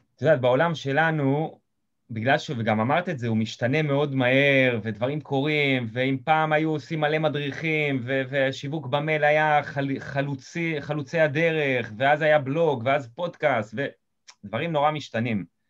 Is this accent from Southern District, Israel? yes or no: yes; Eilot, Southern District, Israel; אני מקיבוץ אילות במקור